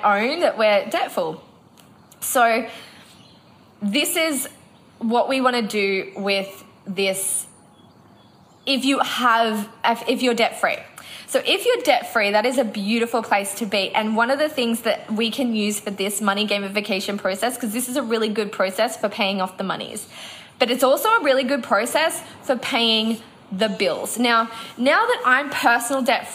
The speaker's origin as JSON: {"language": "English", "town": "Noosa", "region": "Queensland", "country": "Australia", "tie": "born or raised there", "said": "when we're back in Noosa, which is my hometown"}